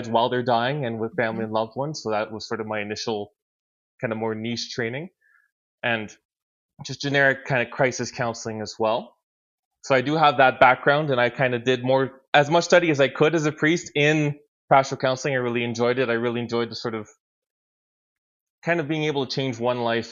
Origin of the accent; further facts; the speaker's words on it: Ottawa Valley, Quebec, Canada; the sort of area where I grew up, which is a very rural community in kind of like Ottawa Valley, Quebec